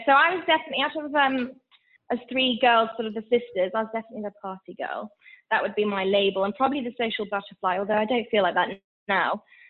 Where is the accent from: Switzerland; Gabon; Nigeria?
Switzerland; So I was actually born and raised in Switzerland, but both my parents are British. They're actually from the Northeast. Not that I think you can tell from my accent.